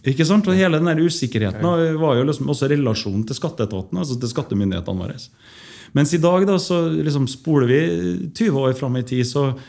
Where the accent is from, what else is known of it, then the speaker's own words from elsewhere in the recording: Trondheim, Trøndelag, Norway; moved away as an adult; also born or lived in Stockholm, Sweden; jeg vokste opp eh, på Moholt